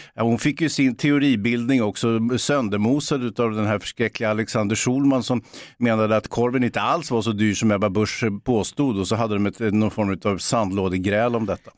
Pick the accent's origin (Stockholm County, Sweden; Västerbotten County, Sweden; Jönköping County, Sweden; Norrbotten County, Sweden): Stockholm County, Sweden; Stockholm; Jag är från Bågamossen